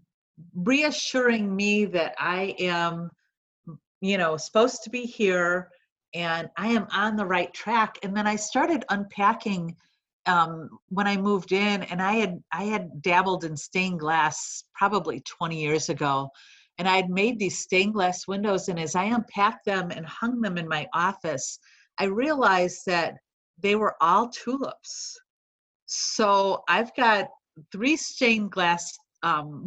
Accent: Chicago, Illinois, United States; accent: Chicago; moved away as an adult; now in Cincinnati, United States; I've been a Chicago girl all my life, if you haven't been able to tell from my accent

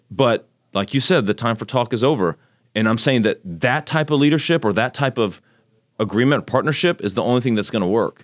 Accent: Magnolia, Texas, United States; also born or lived in Tokyo, Japan; So I grew up in Japan, moved here when I was six, about what, Magnolia had twelve hundred people

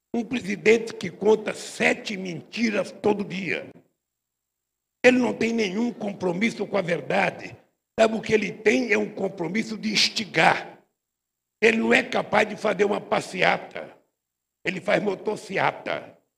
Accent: São Paulo, Brazil; Eu saí da Vila Carioca, vocês sabem, é aqui perto da Vila Carioca. Morei muito tempo na Vila Carioca

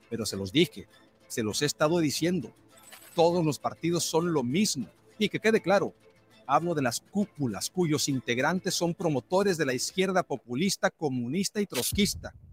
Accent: Mexico

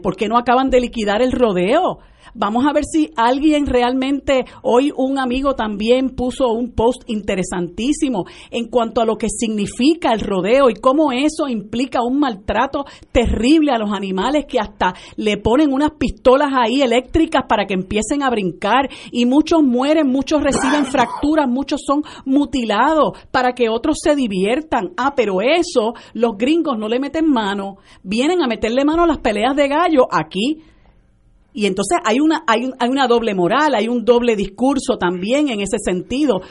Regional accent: Puerto Rico; la realidad nuestra como puertorriqueños

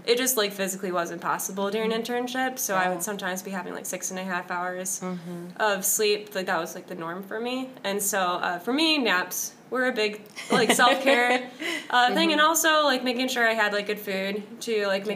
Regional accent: Grand Rapids, Michigan, United States; I'm from Grand Rapids, so I was able to live at home with my parents

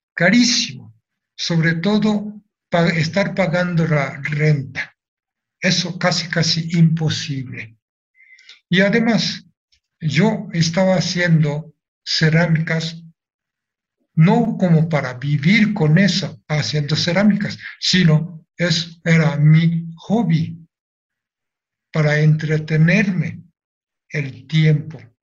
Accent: Nagasaki, Japan; Spanish is a second language; moved away as an adult; now in Mexico; Si regreso a Japón

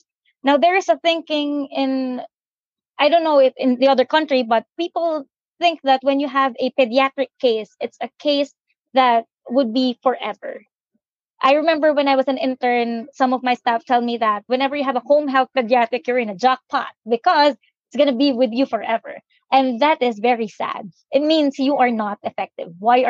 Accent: Philippines; I was brought up here in the Philippines. I graduated here in the Philippines for my bachelor's degree.

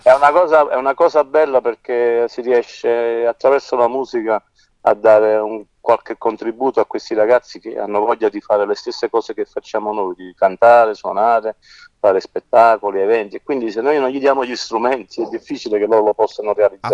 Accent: Naples, Campania, Italy; Io sono nato a Napoli

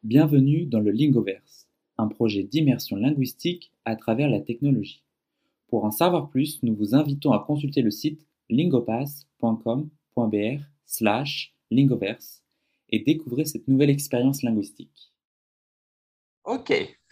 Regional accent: France; moved away as an adult; now in São Paulo, Brazil; je suis français, je suis arrivé au Brésil, ça fait bientôt trois ans que je vis à São ah. Paulo

